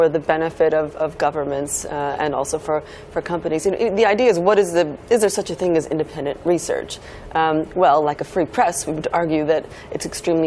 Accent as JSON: {"language": "English", "area": "Silicon Valley", "region": "California", "country": "United States", "moved": "yes", "said": "I'm originally from the Silicon Valley"}